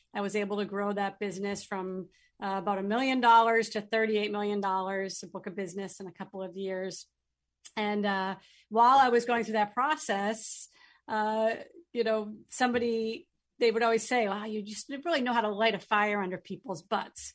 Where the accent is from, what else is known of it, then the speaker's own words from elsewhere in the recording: Chelmsford, Massachusetts, United States; moved away as an adult; now in New Hampshire, United States; I grew up in Chelmsford, Massachusetts, and live in New Hampshire now